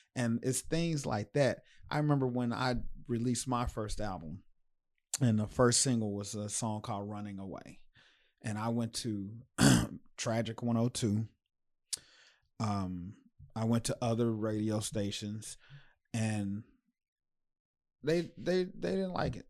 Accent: United States; I'm from Sunnyside

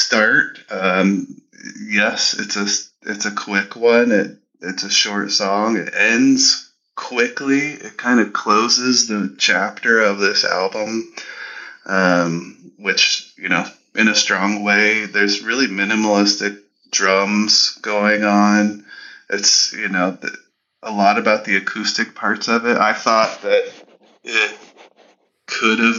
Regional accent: Canada; as a Canadian

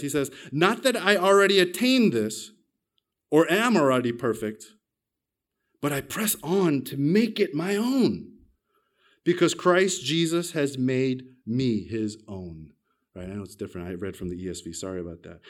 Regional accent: United States; moved away as an adult; now in Australia; I'm an American, but I got my Australian citizenship when I married my Australian wife

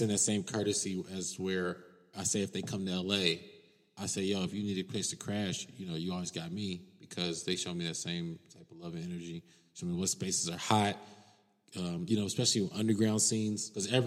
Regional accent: Cincinnati, Ohio, United States; moved away as an adult; now in Los Angeles, United States; I'm from Cincinnati, Ohio.

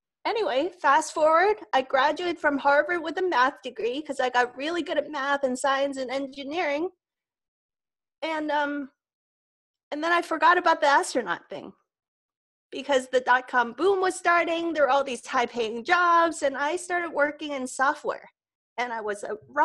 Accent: Hong Kong; I grew up in Hong Kong, which is like a big hopping metropolis

